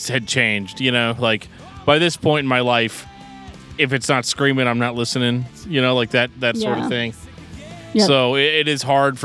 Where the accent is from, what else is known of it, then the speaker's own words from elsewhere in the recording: St. Louis, Missouri, United States; Growing up in St. Louis